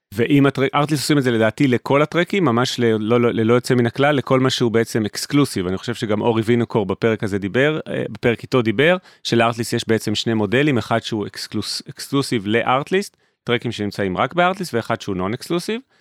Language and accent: Hebrew; Israel